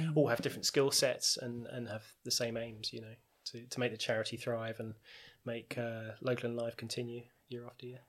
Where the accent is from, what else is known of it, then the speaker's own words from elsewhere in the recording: Tunbridge Wells, South East England, United Kingdom; I'm from Tunbridge Wells, born and bred